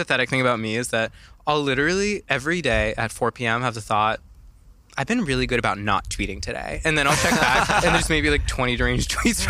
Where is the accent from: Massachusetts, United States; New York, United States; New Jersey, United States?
Massachusetts, United States; Boston; So I went to high school in Boston.